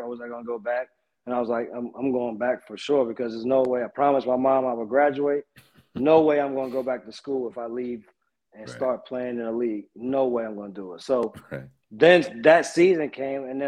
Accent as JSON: {"language": "English", "town": "East Orange", "region": "New Jersey", "country": "United States", "also_born_or_lived": "Charlotte", "moved": "yes", "said": "I'm from East Orange"}